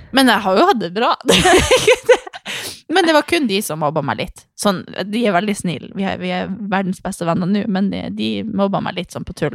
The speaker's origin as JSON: {"language": "Norwegian", "town": "Harstad", "region": "Troms", "country": "Norway", "tie": "born or raised there", "also_born_or_lived": "Svalbard", "said": "jeg kom til Harstad. For jeg hadde jo bodd på Svalbard, og så kom jeg i barnehagen"}